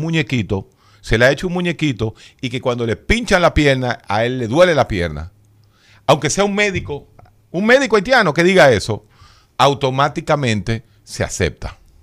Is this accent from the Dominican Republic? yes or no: yes; Dominican Republic; si yo voy como dominicano